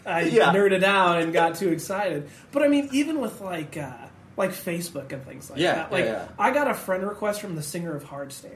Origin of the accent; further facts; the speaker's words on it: Santa Clarita, California, United States; Northern L.A. County. I grew up in Santa Clarita Valley.